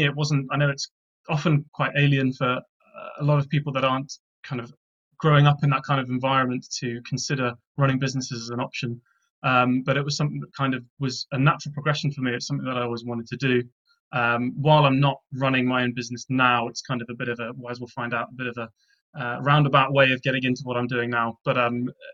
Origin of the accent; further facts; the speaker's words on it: Gloucestershire, South West England, United Kingdom; moved away as an adult; now in Oxford, United Kingdom; Born in Oxford, grew up in Gloucestershire, and have since graduated and kind of migrated back to my hometown of Oxford